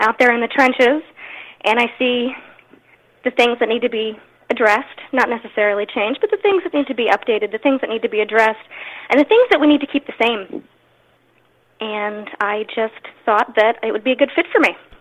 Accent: Pasadena, Maryland, United States; I'm from Pasadena. We have a really strong conservative base here

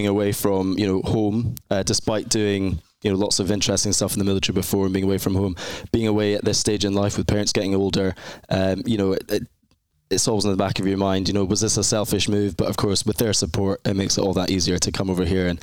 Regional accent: Edinburgh, Scotland, United Kingdom; I'm from Scotland in the UK, specifically in Scotland, Edinburgh, which is the capital city. A lovely, lovely place, a real fairy tale city to kind of grow up and live in.

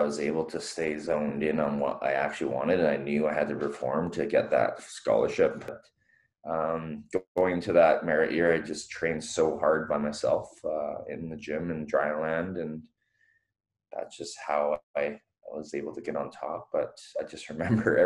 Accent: Victoria, British Columbia, Canada; also born or lived in Vancouver; I was born in Vancouver, moved to Victoria when I was 4 and basically raised in Victoria from an early age.

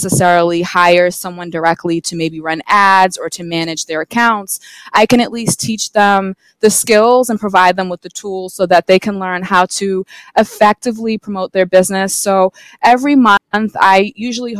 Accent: Massachusetts, United States; So I'm from Massachusetts. I've lived here my entire life.

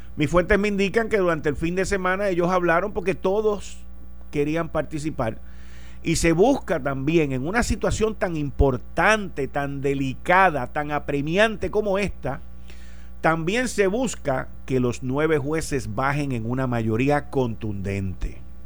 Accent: Puerto Rico; como puertorriqueño

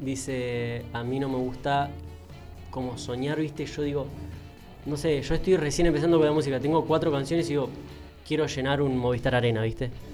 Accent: Banfield, Buenos Aires Province, Argentina; yo sí soy de acá de Banfield

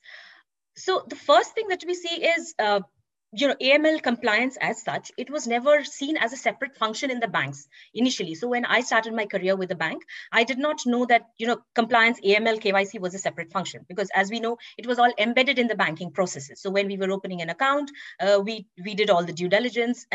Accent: India; moved away as an adult; also born or lived in New York / London / Singapore / Frankfurt; I was born and raised in India, and I started my career in India as well

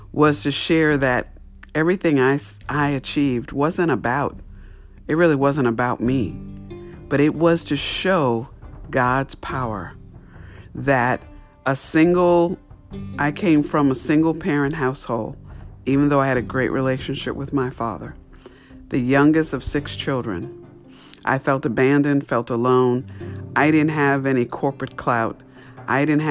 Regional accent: New York, United States; I grew up in New York

